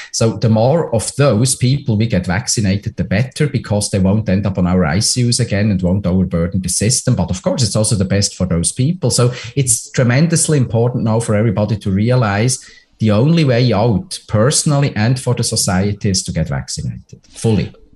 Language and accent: English; Switzerland; moved away; my home country switzerland